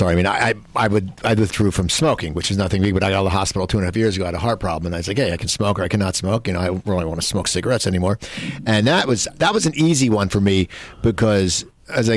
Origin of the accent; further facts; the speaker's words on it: East Coast, United States; I grew up back east too.